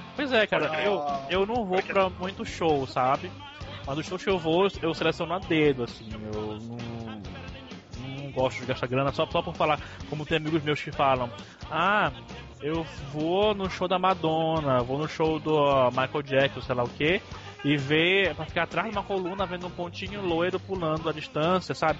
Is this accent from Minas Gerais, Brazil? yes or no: no; Pará, Brazil; o … é da minha terra